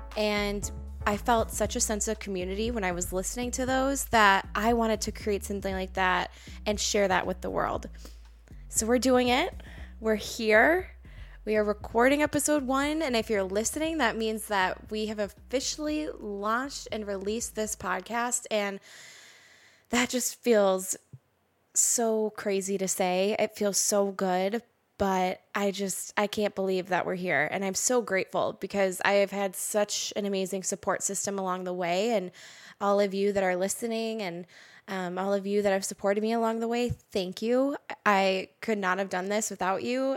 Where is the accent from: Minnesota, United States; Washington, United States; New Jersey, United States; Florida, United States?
Minnesota, United States; Roseville; I was born and raised in Roseville, went to Roseville High School.